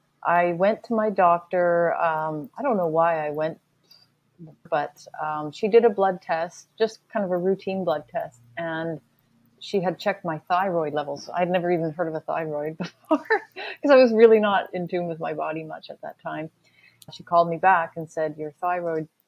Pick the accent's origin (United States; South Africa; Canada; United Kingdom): Canada; I'm from Canada.